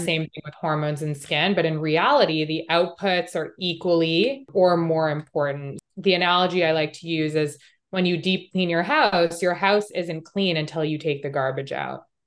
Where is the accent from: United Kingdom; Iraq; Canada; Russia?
Canada; Montreal, Quebec; moved away; I grew up in Canada. I grew up in Montreal